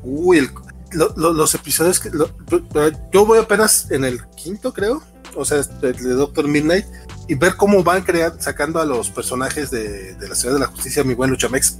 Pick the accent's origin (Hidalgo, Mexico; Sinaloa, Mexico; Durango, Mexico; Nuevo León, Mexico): Durango, Mexico; yo soy de Durango Capital